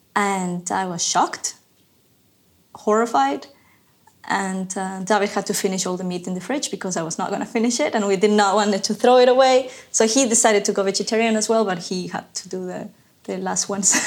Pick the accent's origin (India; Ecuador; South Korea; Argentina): Ecuador; moved away as an adult; also born or lived in Savannah, Georgia, United States / New York City, United States; now in Berlin, Germany; I'm from Ecuador originally. I left Ecuador in 2011. I grew up there